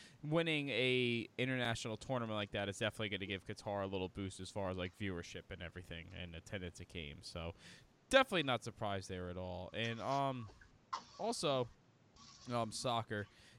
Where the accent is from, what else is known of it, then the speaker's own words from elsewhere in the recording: New Jersey, United States; we're all from New Jersey.